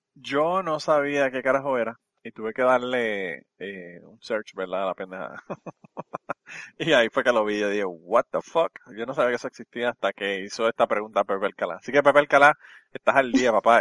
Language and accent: Spanish; Utuado, Puerto Rico; mi pueblo de Utuado